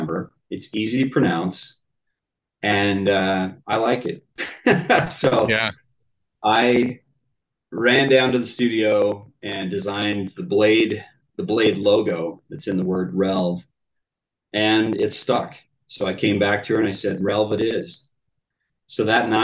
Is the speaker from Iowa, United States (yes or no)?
no; Utah, United States; born and raised in the Mountain West. I'm a Utah boy